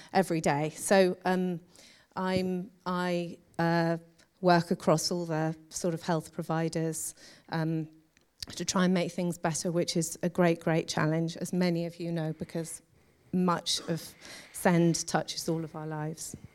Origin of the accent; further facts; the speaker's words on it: London, United Kingdom; now in Birmingham, United Kingdom; I grew up in London